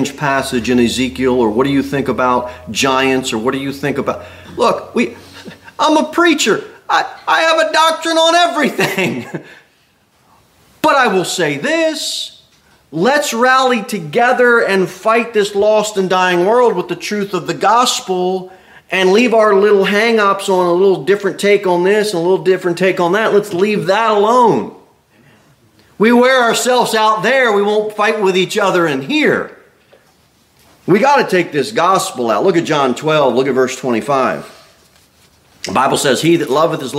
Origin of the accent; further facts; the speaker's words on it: United States; we were born in America